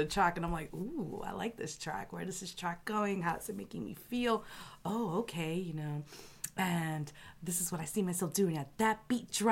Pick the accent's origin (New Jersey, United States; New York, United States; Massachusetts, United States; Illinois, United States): New York, United States; New York City; Growing up in El Barrio